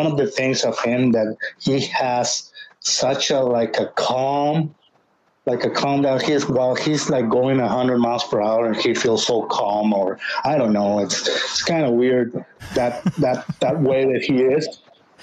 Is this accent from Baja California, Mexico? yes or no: yes; Ensenada, Baja California, Mexico; I'm Mexican. Please help me out. I'm from here from Ensenada.